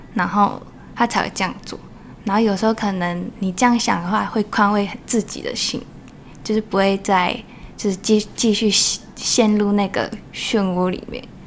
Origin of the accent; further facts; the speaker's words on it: Taoyuan, Taiwan; also born or lived in Shengang, Changhua; 在小一的时候回来，所以基本上也是一桃园为主